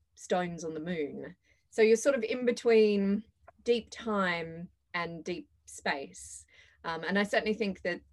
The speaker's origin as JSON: {"language": "English", "town": "Perth", "region": "Western Australia", "country": "Australia", "tie": "born or raised there", "said": "I grew up in Perth"}